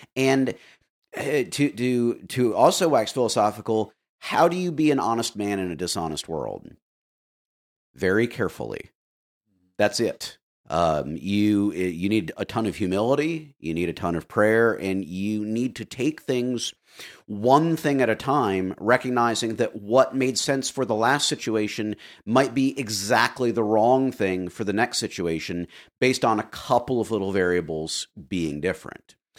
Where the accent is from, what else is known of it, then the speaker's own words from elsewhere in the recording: Florida, United States; I grew up in Florida